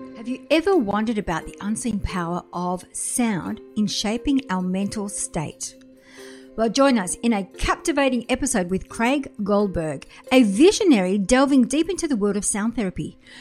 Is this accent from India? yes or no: no; Australia; I'm from Australia